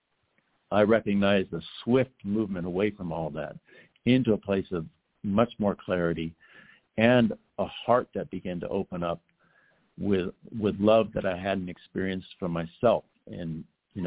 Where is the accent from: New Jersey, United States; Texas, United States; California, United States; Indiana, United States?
California, United States; Los Angeles; growing up in Los Angeles